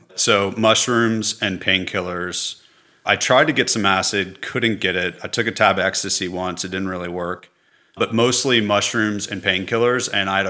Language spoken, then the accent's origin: English; Los Angeles, California, United States; California. In Los Angeles.